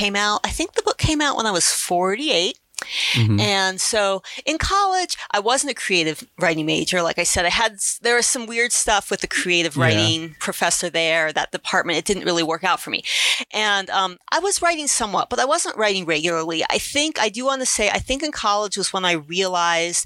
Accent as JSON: {"language": "English", "region": "Ohio", "country": "United States", "tie": "born or raised there", "said": "I'm from Ohio"}